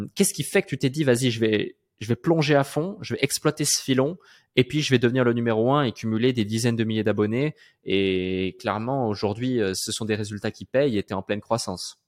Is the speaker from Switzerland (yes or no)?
yes; Switzerland; moved away as an adult; je suis né en Suisse, j'ai grandi en Suisse, j'ai fait mes 22, 23 premières années de ma vie en Suisse